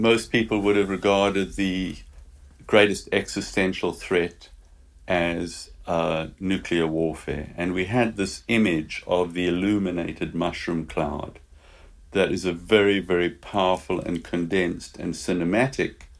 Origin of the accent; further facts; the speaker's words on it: Eastern Cape, South Africa; Growing up in South Africa, I had a very outdoor childhood